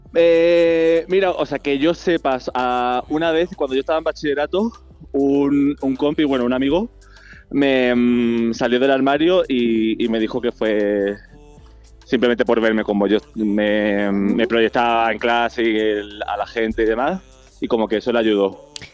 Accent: Málaga, Andalusia, Spain; Soy el peor malagueño del mundo

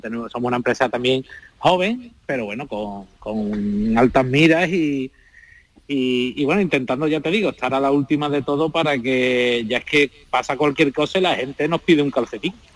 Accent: Seville, Andalusia, Spain; yo soy de Sevilla

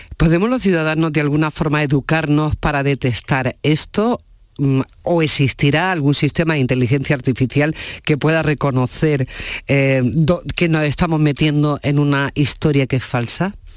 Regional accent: province of Jaén, Andalusia, Spain; yo también soy de la provincia de Jaén

